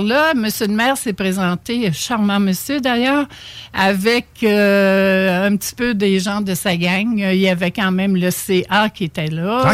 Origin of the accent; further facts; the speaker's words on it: Charlevoix, Quebec, Canada; moved away; je viens de Charlevoix